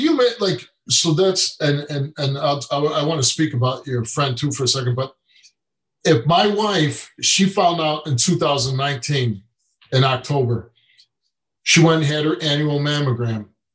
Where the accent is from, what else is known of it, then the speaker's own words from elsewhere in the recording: Chicago, Illinois, United States; I grew up in Chicago with with nothing